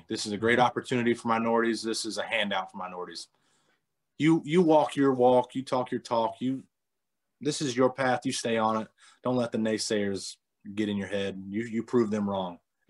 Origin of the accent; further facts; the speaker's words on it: North Carolina, United States; Yeah, so we actually lived 10 minutes from the Speedway, 15 minutes from the Speedway.